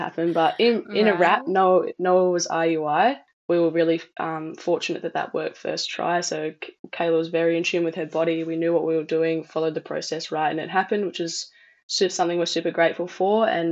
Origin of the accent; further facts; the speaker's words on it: Perth, Western Australia, Australia; I'm from Perth in Western Australia.